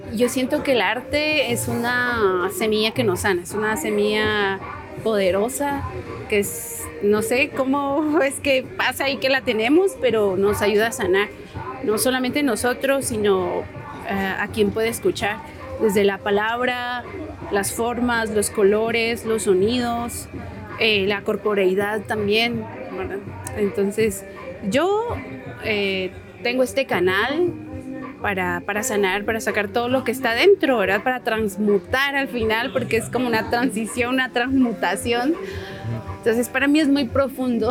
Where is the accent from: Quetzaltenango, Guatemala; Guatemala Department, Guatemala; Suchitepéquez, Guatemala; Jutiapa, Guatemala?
Quetzaltenango, Guatemala; soy de Shell